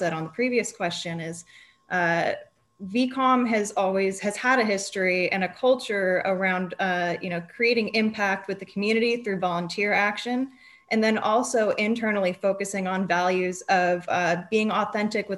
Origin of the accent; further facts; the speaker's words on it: Napa Valley, California, United States; I grew up in the Napa Valley